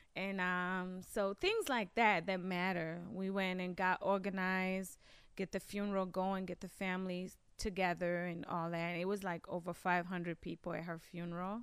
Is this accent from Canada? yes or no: no; Kenya; also born or lived in Maryland, United States / Washington, D.C., United States; now in Michigan, United States; I grew up in Kenya